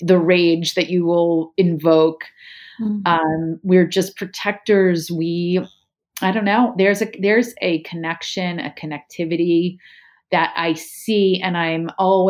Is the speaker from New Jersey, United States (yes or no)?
yes; right outside of Princeton, New Jersey, United States; also born or lived in San Diego, California; we grew up right outside of Princeton